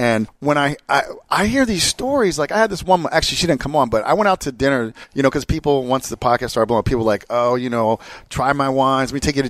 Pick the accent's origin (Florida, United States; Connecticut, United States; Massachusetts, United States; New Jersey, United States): New Jersey, United States; Jersey Shore; born or raised there; now in California, United States